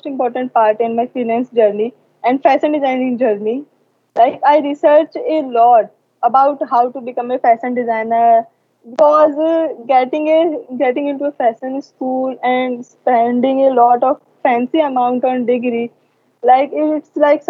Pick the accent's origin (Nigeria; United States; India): India; I am from India